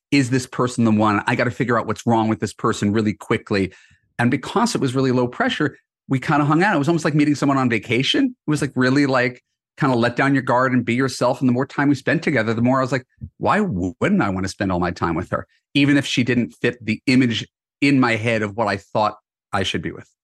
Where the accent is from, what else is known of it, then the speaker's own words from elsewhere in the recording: New York, United States; moved away as an adult; now in Los Angeles, United States; I'm originally from New York. I've spent most of my adult life in Los Angeles